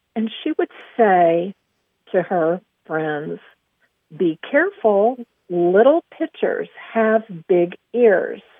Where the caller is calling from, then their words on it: Aubrey, Texas, United States; I'm calling from Aubrey, Texas